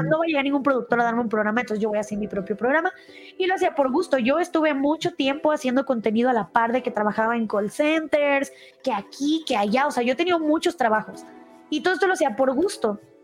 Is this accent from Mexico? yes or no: yes; Guadalajara, Jalisco, Mexico; now in Mexico City, Mexico; yo soy de Guadalajara, es otra parte aquí en México